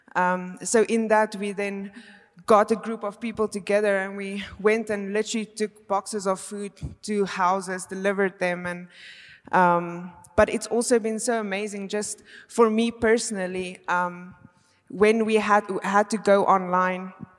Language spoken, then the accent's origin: English; South Africa; moved away as an adult; now in Belgium; I am actually from South Africa, but I have been living in Belgium now for five years.